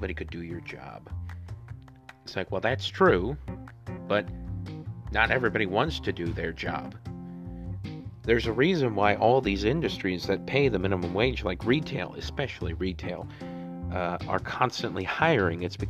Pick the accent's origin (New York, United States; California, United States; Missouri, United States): Missouri, United States; my home state of Missouri